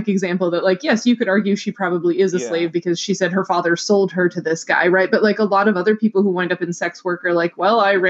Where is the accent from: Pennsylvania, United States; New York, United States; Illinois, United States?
Pennsylvania, United States; I grew up in Pennsylvania